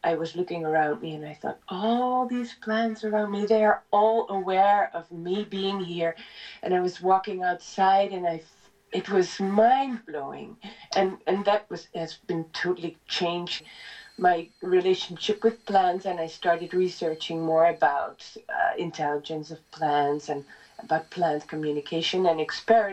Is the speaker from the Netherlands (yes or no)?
yes; Netherlands; moved away as an adult; now in Italy; I come from the Netherlands, and I was working as a singer there